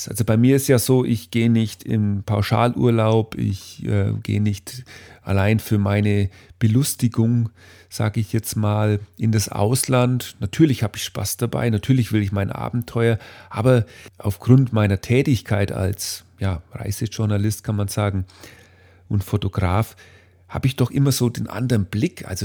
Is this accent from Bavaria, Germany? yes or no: yes; Bavaria, Germany; Ich komme ja aus Bayern und äh, bei uns hier in diesem kleinen fränkischen Dorf oder eigentlich in allen Dörfern in der Gegend ist der 1. Mai durchaus ein wichtiges Fest.